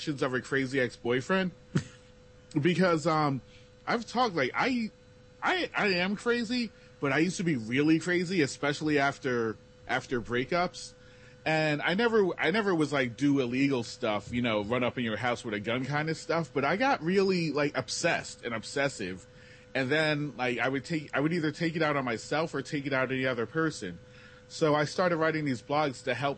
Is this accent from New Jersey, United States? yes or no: yes; New Jersey, United States; I'm from Jersey